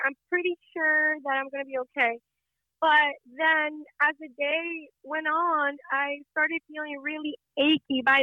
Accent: Las Vegas, Nevada, United States; also born or lived in Fortuna, California / Mexico; I was born in California, Fortuna, California, which is 14 hours away from Las Vegas, up north.

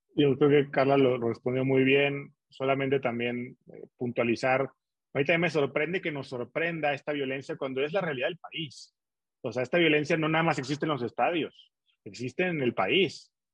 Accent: Torreón, Coahuila, Mexico; now in Mexico City, Mexico; mi equipo de fútbol de la ciudad donde nací

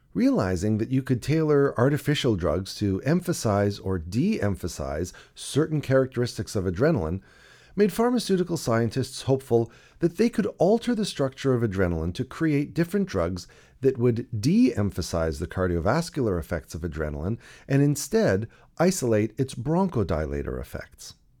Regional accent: Toronto, Ontario, Canada; In the nineteen seventies and eighties, I grew up in Toronto, the younger of two boys.

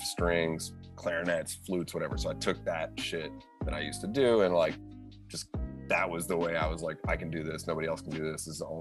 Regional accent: Winchester, Massachusetts, United States; I grew up outside of Boston in a town called Winchester

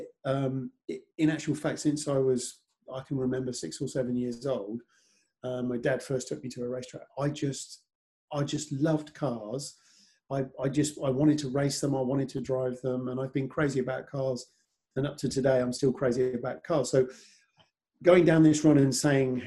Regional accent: near Oxford, South East England, United Kingdom; I was 30 miles from Silverstone, lived near Oxford.

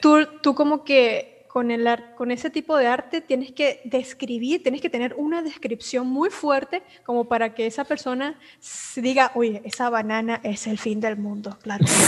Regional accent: Venezuela; now in Argentina; yo que salí de Venezuela

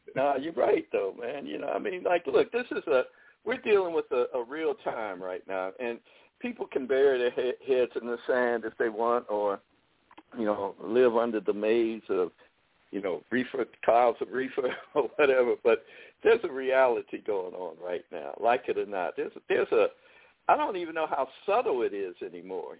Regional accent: Chicago, Illinois, United States; now in Texas, United States; I'm from Chicago

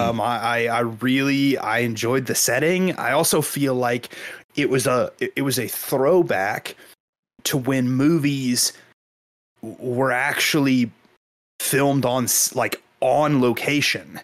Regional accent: Kansas, United States; I grew up in Kansas

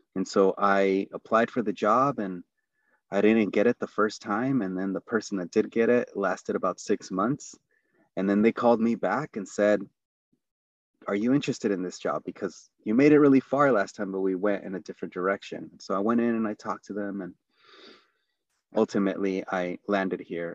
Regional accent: San Diego, California, United States; also born or lived in Tijuana, Mexico / Los Angeles, California; the neighborhood that I grew up in. So I was born in Tijuana, and then, um, which is Baja California, Mexico. We immigrated to Los Angeles, California. And we ended up in a place called San Diego. Um, and then even more honed in, it was San Isidro

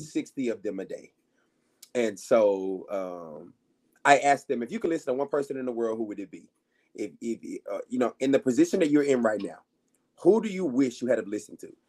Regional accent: Arkansas, United States; moved away; I was in Arkansas, so I'm from Arkansas originally

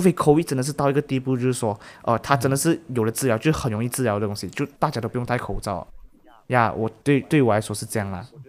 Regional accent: Malaysia; 如果我们是马来西亚人啊，我们想要去 Euro 玩啊，是真的很贵很贵。

